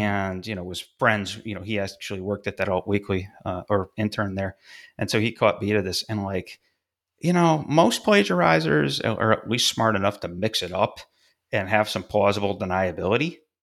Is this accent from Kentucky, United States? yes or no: no; about an hour south of Fulton, New York, United States; born or raised there